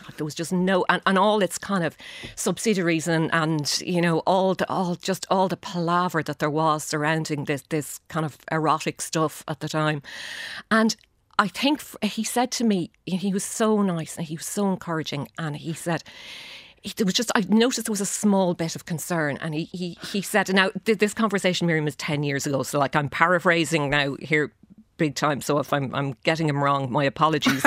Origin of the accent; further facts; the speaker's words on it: Shannon, County Clare, Ireland; moved away as an adult; growing up in Shannon